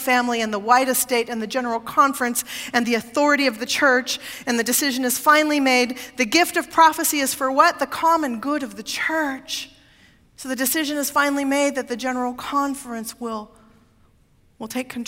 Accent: Oregon, United States; moved away; my home state of Oregon

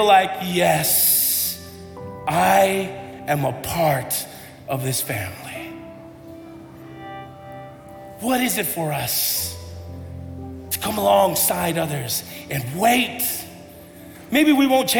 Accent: United States; I'm pretty Tongan, but I grew up here in America.

